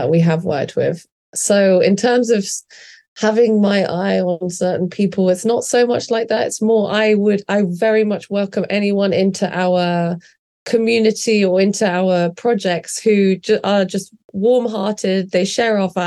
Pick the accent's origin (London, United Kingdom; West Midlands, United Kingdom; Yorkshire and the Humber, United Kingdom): London, United Kingdom; living in London, growing up in London